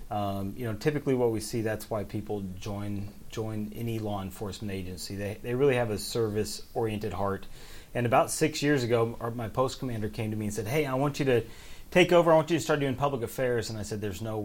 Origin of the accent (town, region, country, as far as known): Oregon, United States; moved away as an adult; now in Kentucky, United States